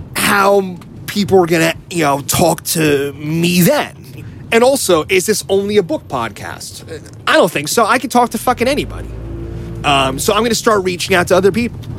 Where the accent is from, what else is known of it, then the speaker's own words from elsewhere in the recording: New Jersey, United States; moved away; also born or lived in New York; I grew up in North Jersey